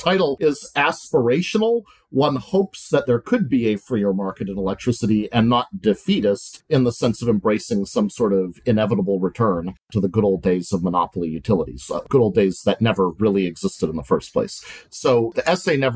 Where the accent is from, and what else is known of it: Montana, United States; born or raised there; moved away